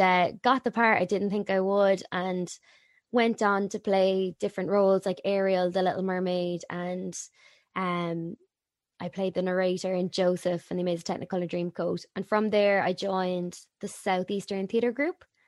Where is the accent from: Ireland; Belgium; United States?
Ireland; Waterford, Munster; moved away as an adult; also born or lived in Cork; I'm from Waterford